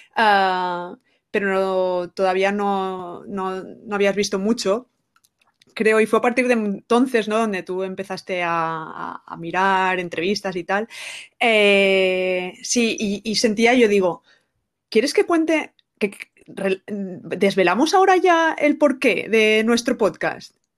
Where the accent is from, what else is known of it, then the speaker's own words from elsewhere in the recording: Benidorm, Valencian Community, Spain; moved away; yo soy de Benidorm y estoy también orgullosa. Es que quería decir ya mi lugar de nacimiento